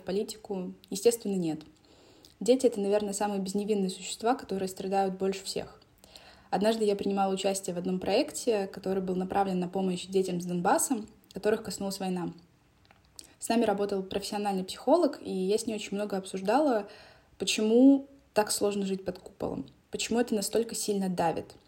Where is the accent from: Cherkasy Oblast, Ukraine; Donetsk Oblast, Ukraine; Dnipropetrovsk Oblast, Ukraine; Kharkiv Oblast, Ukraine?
Donetsk Oblast, Ukraine; Donetsk; moved away as an adult; я родилась в Донецке и жила там до 2019 года.